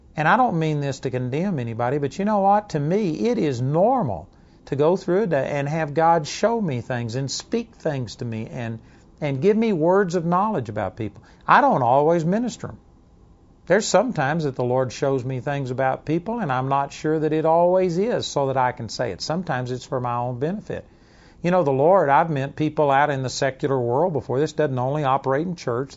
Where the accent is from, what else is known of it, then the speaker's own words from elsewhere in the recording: Texas, United States; accent: Texas twang; also born or lived in Dallas, Texas / Arlington, Texas; my Texas twang